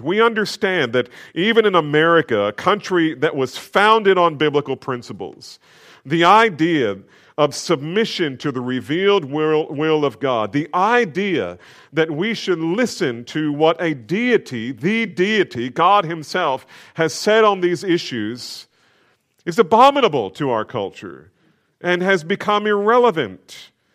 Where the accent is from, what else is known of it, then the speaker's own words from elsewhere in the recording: New Jersey, United States; I grew up in New Jersey.